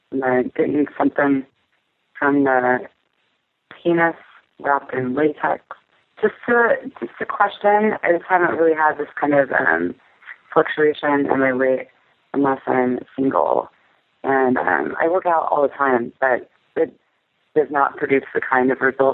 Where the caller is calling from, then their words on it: Texas, United States; I'm calling from Texas.